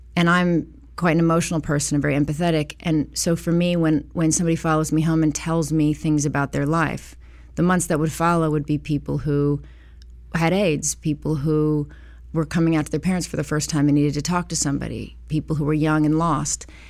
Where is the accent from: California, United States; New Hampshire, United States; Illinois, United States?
California, United States; Los Angeles; I was born in Hollywood, Cedar Sinai